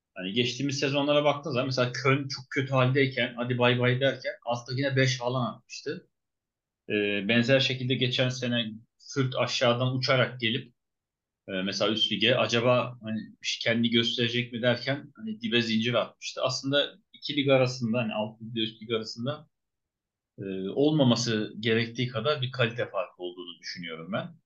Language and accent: Turkish; Turkey; bir Türk olarak